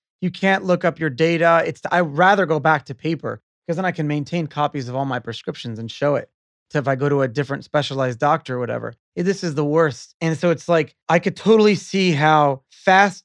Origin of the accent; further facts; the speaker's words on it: United States; as an American